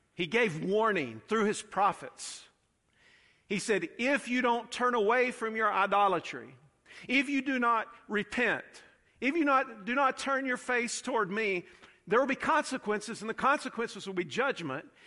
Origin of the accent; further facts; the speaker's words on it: United States; I'm about as American and pro-democracy and pro-capitalist as they come.